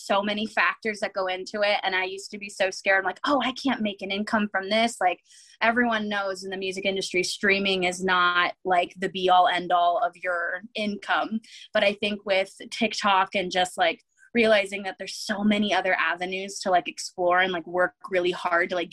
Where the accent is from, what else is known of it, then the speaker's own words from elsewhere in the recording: San Diego, California, United States; I'm from San Diego, California